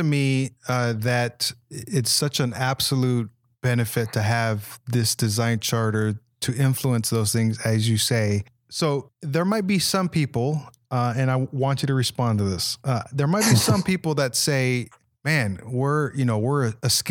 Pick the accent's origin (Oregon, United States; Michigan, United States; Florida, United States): Michigan, United States; Holland; moved away; I grew up in the Holland, Michigan area